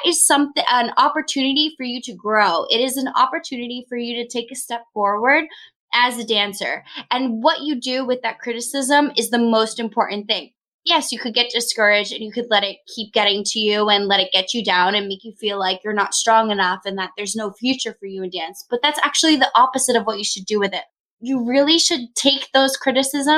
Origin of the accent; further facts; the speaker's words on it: New Hampshire, United States; now in New York City, United States; I'm originally from New Hampshire and based in New York City